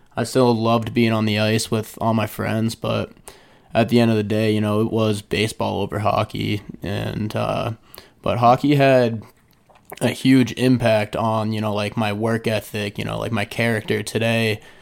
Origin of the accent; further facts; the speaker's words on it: Falmouth, Massachusetts, United States; I was born and raised in Falmouth, Mass.